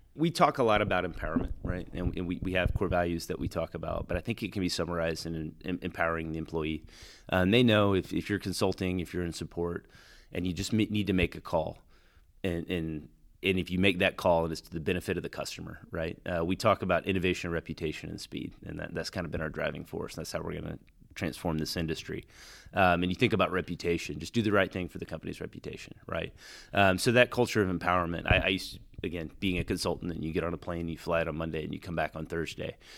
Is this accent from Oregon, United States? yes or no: no; Texas, United States; now in Wilmington, United States; I'm from Texas